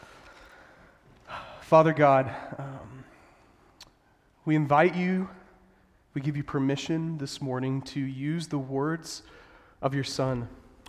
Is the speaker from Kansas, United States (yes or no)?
yes; Sterling, Kansas, United States; I actually grew up in a town called Sterling, Kansas, right in the middle of Kansas